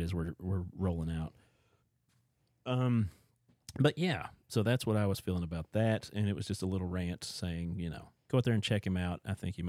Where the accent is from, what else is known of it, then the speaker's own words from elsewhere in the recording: Appalachia, United States; growing up in Appalachia